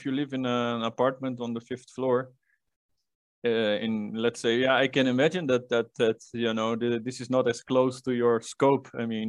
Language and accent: English; Netherlands; English is a second language; I'm from Holland